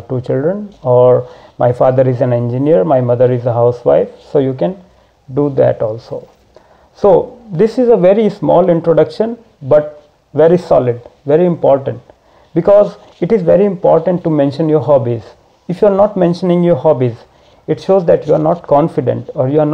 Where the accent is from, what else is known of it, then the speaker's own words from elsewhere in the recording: Varanasi, Uttar Pradesh, India; from Varanasi, India.